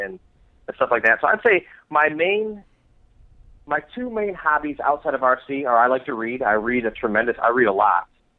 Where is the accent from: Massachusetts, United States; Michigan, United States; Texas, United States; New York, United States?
Michigan, United States; I grew up in Michigan